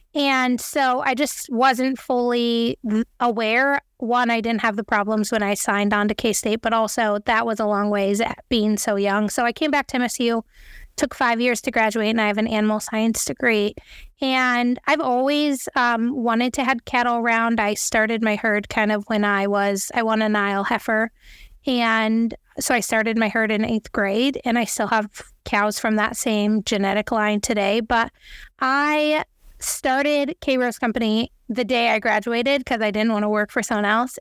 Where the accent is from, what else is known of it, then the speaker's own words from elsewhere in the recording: Three Forks, Montana, United States; I was born and raised in Three Forks, Montana, which is a little town outside of Bozeman